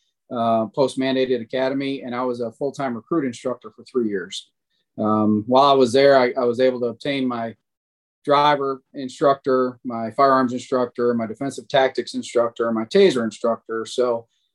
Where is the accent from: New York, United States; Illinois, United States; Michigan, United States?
Michigan, United States; Sterling Heights; now in Gwinnett County, Georgia, United States; I grew up in Metro Detroit. Sterling Heights was the city I've actually grew up